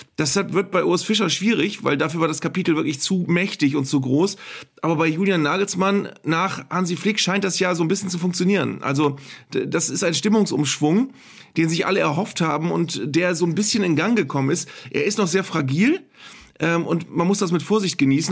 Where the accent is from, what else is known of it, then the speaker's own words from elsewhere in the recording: Bremen, Germany; als Bremer